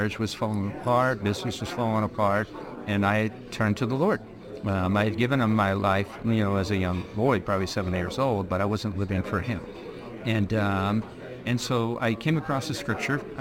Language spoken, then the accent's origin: English; Newport Beach, California, United States; I was born and raised in Orange County, California. Newport Beach.